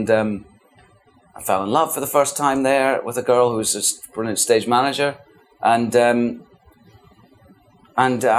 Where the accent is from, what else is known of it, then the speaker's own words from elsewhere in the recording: the Highlands, Scotland, United Kingdom; accent: Scottish; moved away; also born or lived in London; We were real chuchters, we're called. We're from the Highlands, you know, small town people